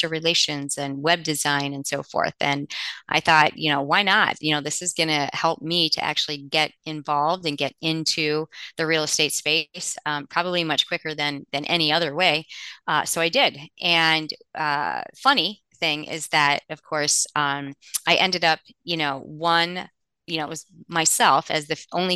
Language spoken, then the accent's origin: English; Cleveland, Ohio, United States; moved away as an adult; now in Cincinnati, United States; I grew up near Cleveland.